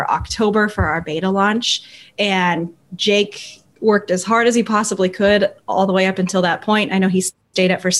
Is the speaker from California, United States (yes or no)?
yes; Burbank, California, United States; I grew up in California, Burbank, right where I still live.